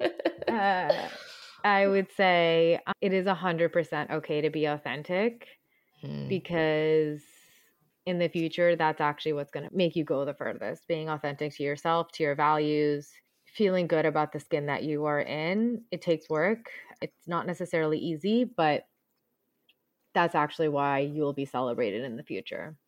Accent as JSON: {"language": "English", "area": "around New York City", "region": "New Jersey", "country": "United States", "tie": "born or raised there", "also_born_or_lived": "Punjab (ancestry)", "said": "I grew up around New York City"}